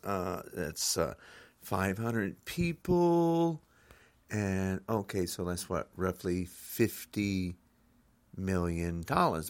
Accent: United States; I'm an American citizen

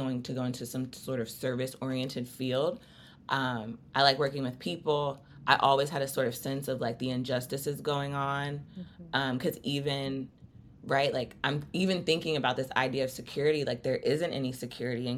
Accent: New Jersey, United States; I grew up in South Jersey near the ocean

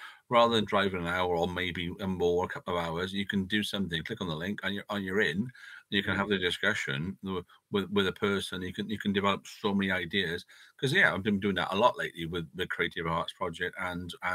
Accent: Newport, Wales, United Kingdom; also born or lived in Cwmbran; As a child growing up in Newport and Cumbran area, went to church

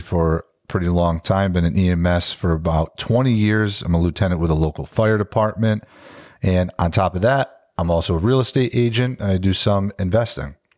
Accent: Capital District, New York, United States; born and raised in the Capital District.

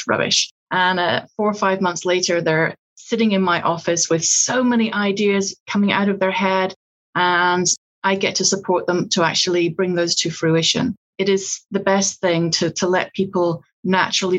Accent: Scotland, United Kingdom; accent: Scottish; now in Georgia, United States; I'm Scottish

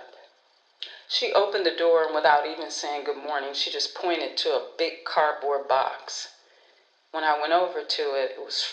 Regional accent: Detroit, Michigan, United States; moved away; also born or lived in Los Angeles, California; Growing up in Detroit

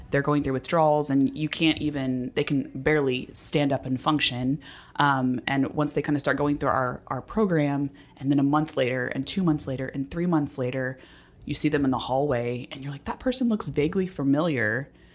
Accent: Texas, United States; also born or lived in Dallas, Texas / Houston, Texas / Grand Junction, Colorado; I grew up in Texas. My time was split between Dallas and Houston, but I was actually born in Grand Junction, Colorado

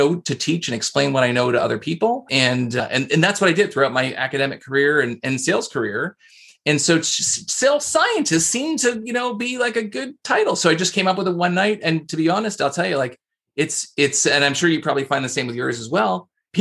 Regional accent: Canada; I'm Canadian, so I say process

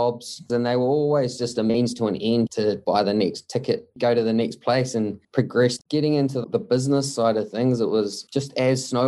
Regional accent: Mount Maunganui, Bay of Plenty, New Zealand; I was born and bred in Mount Maunganui. We grew up here

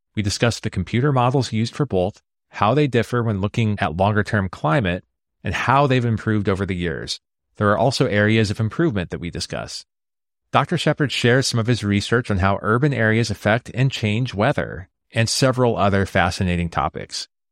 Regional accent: Omaha, Nebraska, United States; I grew up in Omaha, Nebraska

